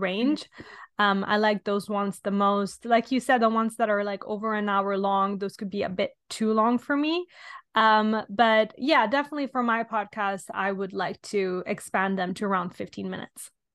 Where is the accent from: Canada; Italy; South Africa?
Italy; now in London, United Kingdom; I'm from Italy originally, but I'm currently living in London.